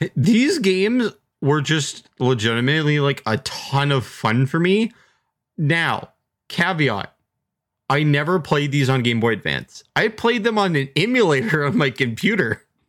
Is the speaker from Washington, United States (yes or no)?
yes; Seattle, Washington, United States; I grew up in Seattle